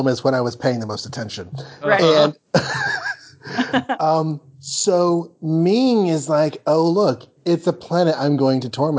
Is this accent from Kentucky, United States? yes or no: no; Texas, United States; I grew up in Texas thunderstorms with hail.